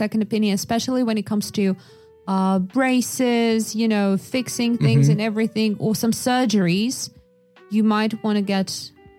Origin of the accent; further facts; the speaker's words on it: Yakutia, Sakha Republic, Russia; So the thing is that I was growing up in Yakutia, which is, you know, a very remote place.